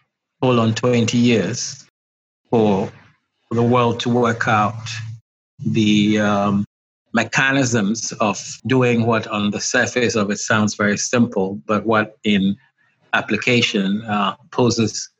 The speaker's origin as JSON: {"language": "English", "country": "Ghana", "said": "I am from Ghana, West Africa. Right now, I'm speaking to you from Accra, the capital."}